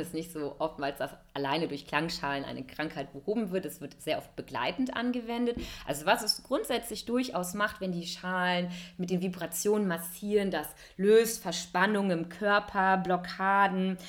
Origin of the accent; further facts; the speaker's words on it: Cologne, North Rhine-Westphalia, Germany; moved away as an adult; also born or lived in Hamburg / India; ich arbeite als Yoga-Lehrerin hier in wunderschönen Köln, meiner Heimatstadt